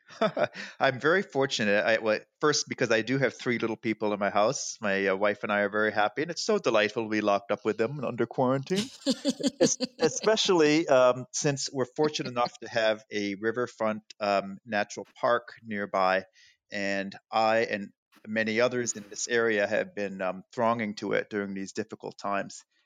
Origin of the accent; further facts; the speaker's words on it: Chicago, Illinois, United States; moved away as an adult; also born or lived in Los Angeles; now in Providence, United States; I grew up in the Midwest, the Upper Midwest